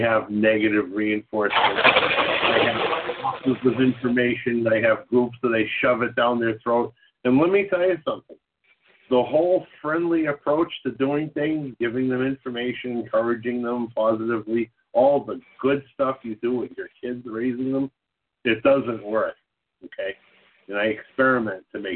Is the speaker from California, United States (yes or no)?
no; Boston, Massachusetts, United States; I'm from Boston